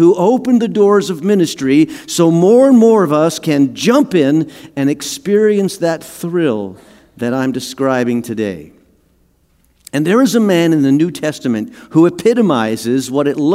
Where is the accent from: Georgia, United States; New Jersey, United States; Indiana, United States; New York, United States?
New Jersey, United States; In the town that I grew up in New Jersey, we had a community pool.